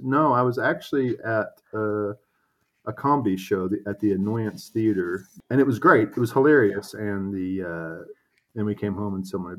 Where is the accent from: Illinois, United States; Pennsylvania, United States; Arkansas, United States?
Arkansas, United States; it's about Arkansas, that it's about the sort of religious upbringing that I had.